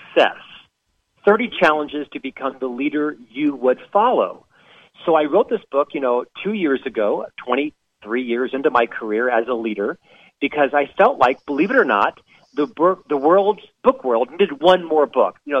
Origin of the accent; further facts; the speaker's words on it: Central Florida, United States; moved away as an adult; also born or lived in Europe / Chicago; born and raised in Central Florida